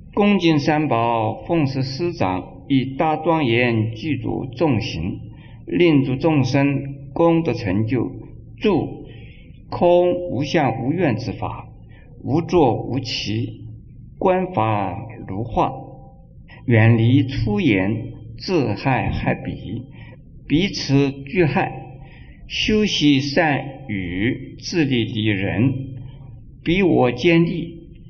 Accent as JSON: {"language": "Chinese", "country": "China", "said": "我们中国人"}